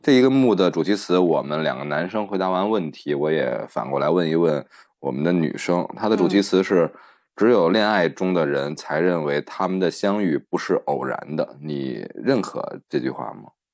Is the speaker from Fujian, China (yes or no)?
no; Beijing, China; 我们北京，北京人管这个叫“扒眼儿